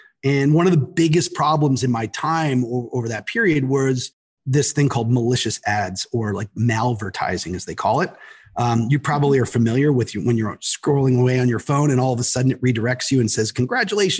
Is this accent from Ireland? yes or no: no; Toronto, Ontario, Canada; moved away as an adult; now in United States; I'm from Toronto. And then I moved down here to work at Verizon Wireless.